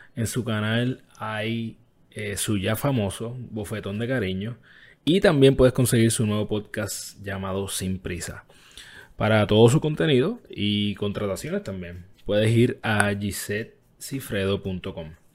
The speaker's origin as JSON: {"language": "Spanish", "country": "Puerto Rico", "said": "en mi país, Puerto Rico"}